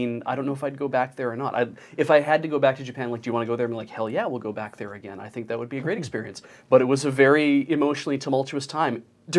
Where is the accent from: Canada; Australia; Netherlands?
Canada; Alberta; I grew up in Alberta.